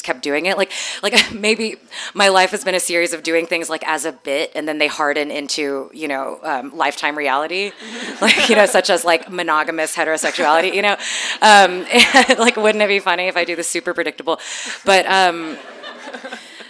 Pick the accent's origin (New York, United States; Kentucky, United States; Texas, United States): Texas, United States; also born or lived in Canada / Philippines; I grew up in a mega church in Texas. My parents are from the Philippines. I was born in Canada, but I grew up for 12 years going to a mega church